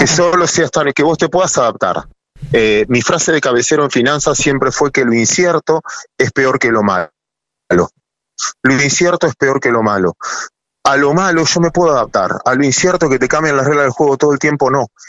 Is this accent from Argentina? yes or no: yes; Argentina; mis abuelos inmigrantes que no tenían idioma como la mayoría de todos los argentinos